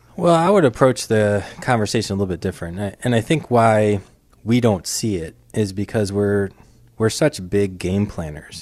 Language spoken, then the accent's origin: English; New York City, New York, United States; moved away; I grew up in Brooklyn, New York